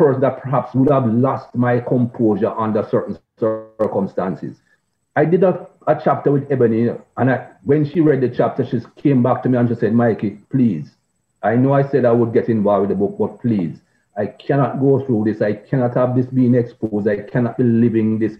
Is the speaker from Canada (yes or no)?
no; Jamaica; growing up in Jamaica